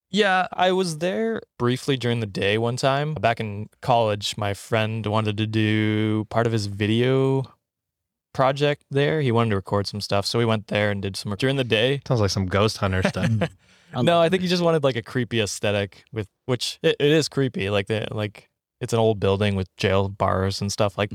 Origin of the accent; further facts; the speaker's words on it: Canada; now in Ottawa, Canada; my hometown is fifteen thousand people